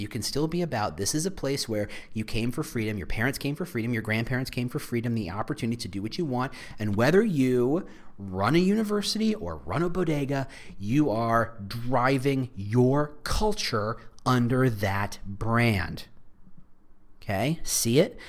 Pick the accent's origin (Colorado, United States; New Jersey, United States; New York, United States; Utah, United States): New Jersey, United States; I was raised in New Jersey